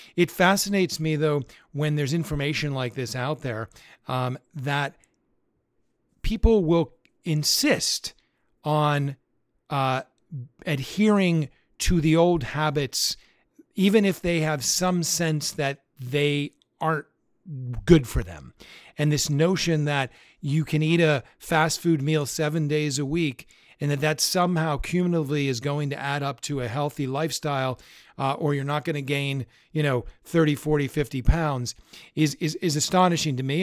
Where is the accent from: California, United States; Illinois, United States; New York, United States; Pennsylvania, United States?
Pennsylvania, United States; Pittsburgh; we grew up in Pittsburgh